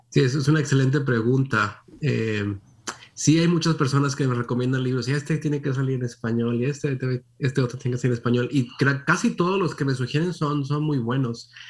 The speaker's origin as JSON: {"language": "Spanish", "town": "Monterrey", "region": "Nuevo León", "country": "Mexico", "tie": "born or raised there", "moved": "as an adult", "said": "nací en Monterrey, México, como mencionabas. Ahí no solamente nací, ahí me crié. Ah, estuve ahí hasta los 19, 18 años más o menos"}